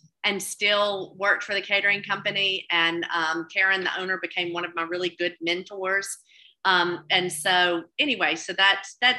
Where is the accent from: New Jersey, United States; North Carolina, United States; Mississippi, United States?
Mississippi, United States; Mississippi Delta, United States; also born or lived in Oxford, Mississippi; growing up in the Delta